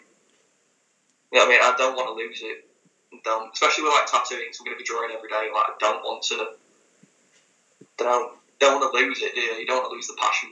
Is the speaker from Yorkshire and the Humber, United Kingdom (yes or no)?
yes; Leeds, Yorkshire and the Humber, United Kingdom; moved away; I was born in Leeds.